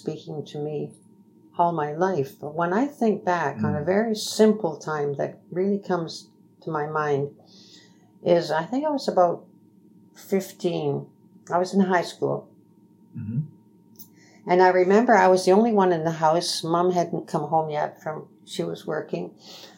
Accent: Woodstock, Ontario, Canada; I'm originally from Woodstock.

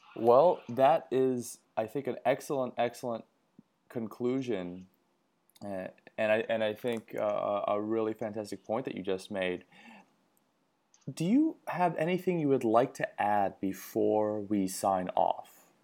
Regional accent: United States; as an American citizen

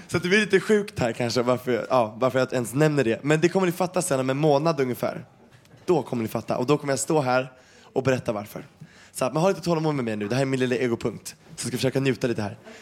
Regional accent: Sweden; jag är ju svensk och har växt upp med det här hela tiden

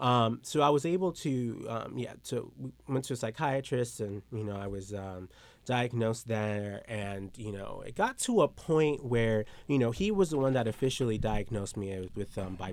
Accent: Lubbock, Texas, United States; born there; also born or lived in Dominican Republic; I was born in Texas, Lubbock, Texas, and my parents are missionaries.

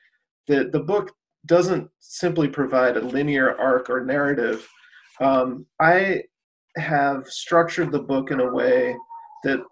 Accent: Chicago, Illinois, United States; moved away as an adult; now in Cleveland, United States; I'm from the Chicago area

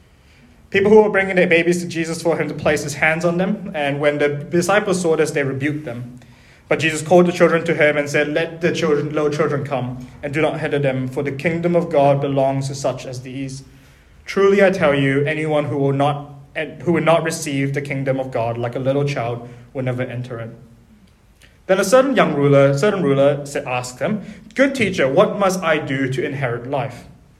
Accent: Auckland, New Zealand; also born or lived in Malaysia; I was born in Auckland. Then my family moved back to Malaysia when I was 3, and then we moved back here when I was 13, and I cried every day for my first year of being here in high school.

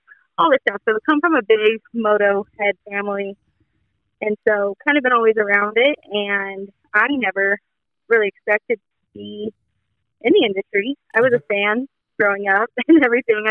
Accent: Fernley, Nevada, United States; moved away as an adult; also born or lived in Sacramento / Southern California; I'm originally from a little town called Burnley outside of Reno, Nevada

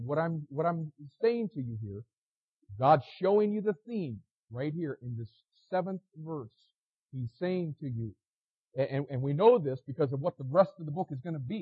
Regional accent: United States; As an American

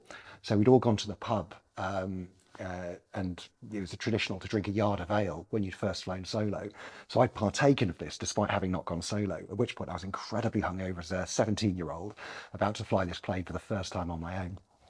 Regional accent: Newcastle, North East England, United Kingdom; also born or lived in Bromsgrove; I was actually born in Worcestershire, so I was born in Bromsgrove, and then 6 months later my parents moved up to the North East, and so I've grown up in Newcastle until I was maybe 20, 22.

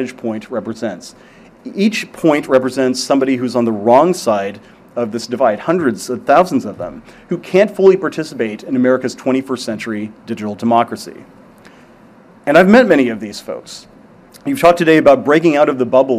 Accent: Parsons, Kansas, United States; moved away; my hometown of Parsons, Kansas.

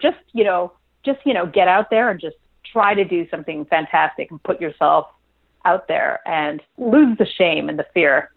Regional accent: Montreal, Quebec, Canada; at the time, I lived in Montreal. That's my my hometown

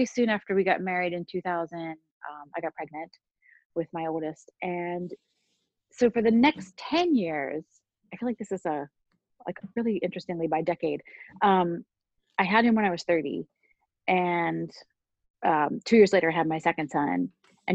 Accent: Pittsburgh, Pennsylvania, United States; moved away as an adult; also born or lived in Indiana / Baltimore; now in New York, United States; I grew up in Pittsburgh

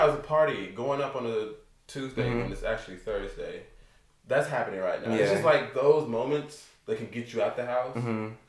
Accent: Tennessee, United States; moved away as an adult; now in Los Angeles, United States; growing up in Tennessee, I've always aspired to be in a bigger city.

